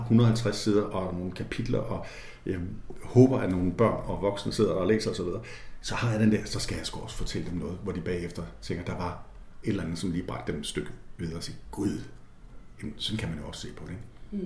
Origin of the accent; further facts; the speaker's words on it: Jutland, Denmark; Og jeg voksede op et sted i Jylland